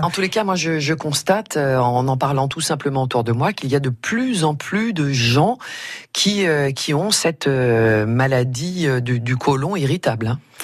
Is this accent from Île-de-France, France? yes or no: no; Auvergne-Rhône-Alpes, France; je suis auvergnate